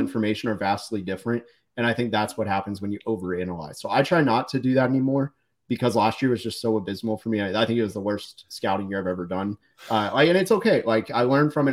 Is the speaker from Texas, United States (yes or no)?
yes; Dallas, Texas, United States; also born or lived in Orlando, Florida; when I moved from Orlando as a little kid to Dallas